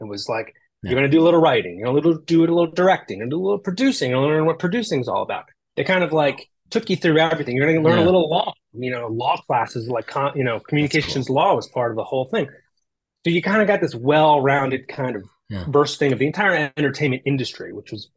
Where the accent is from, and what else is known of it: outside of Philadelphia, Pennsylvania, United States; born or raised there; also born or lived in Los Angeles; now in Midwest, United States